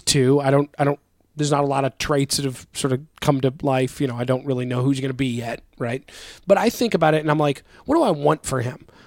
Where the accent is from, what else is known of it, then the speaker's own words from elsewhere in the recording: United States; I'm an American